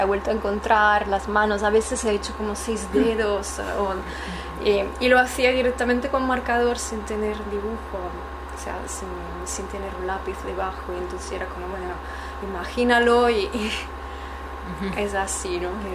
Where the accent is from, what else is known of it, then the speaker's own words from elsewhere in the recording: Italy; Spanish is a second language; moved away; yo soy italiana